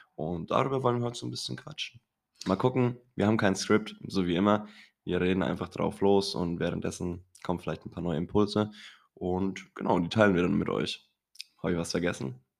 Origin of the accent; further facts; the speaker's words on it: Kronach, Bavaria, Germany; bei uns in Kronach